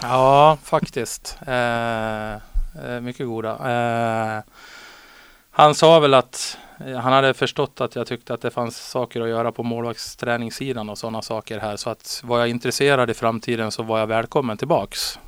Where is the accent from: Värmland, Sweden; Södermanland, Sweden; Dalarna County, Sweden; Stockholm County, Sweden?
Dalarna County, Sweden; Borlänge; moved away as an adult; now in Västerås, Sweden; jag började hemma i Borlänge